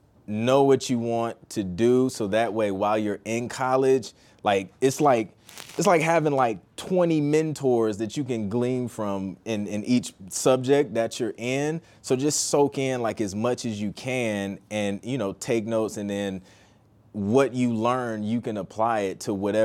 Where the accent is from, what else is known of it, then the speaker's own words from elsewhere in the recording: Toledo, Ohio, United States; also born or lived in Columbus; I'm originally from Toledo, Ohio. And then I went to school at The Ohio State University, so I lived in Columbus for about 6 years.